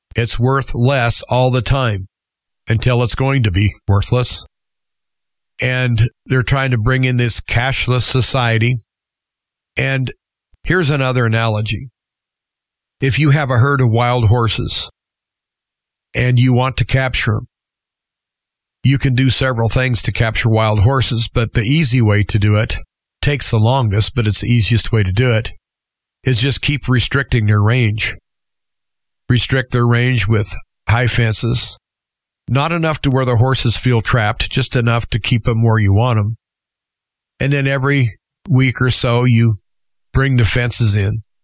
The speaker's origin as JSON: {"language": "English", "country": "United States", "said": "as American citizens, we've always been pretty hard to corral"}